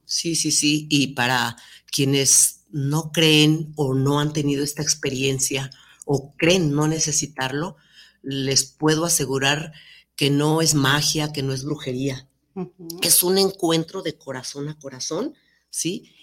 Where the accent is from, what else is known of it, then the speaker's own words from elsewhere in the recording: Mexico; como mexicanos que somos